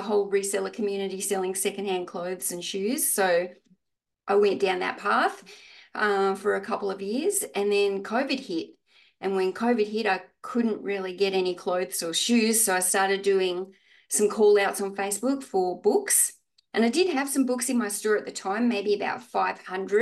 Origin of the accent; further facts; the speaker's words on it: Australia; I'm from Australia.